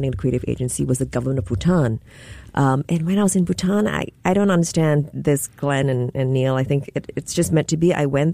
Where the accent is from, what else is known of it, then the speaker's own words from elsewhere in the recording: Singapore; moved away as an adult; also born or lived in London / Los Angeles; now in Hawaii, United States; born and raised in Singapore